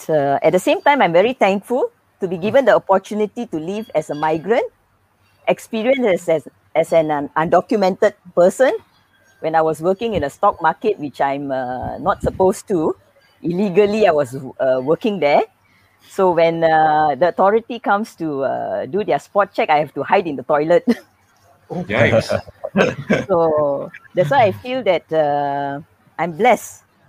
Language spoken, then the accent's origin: English; Malaysia; I'm a Malaysian. Yeah, but to me, I'm proud to be a migrant. Let me share a little bit background about myself. I was born in Ipoh, never lived in Ipoh. Grew up in different states.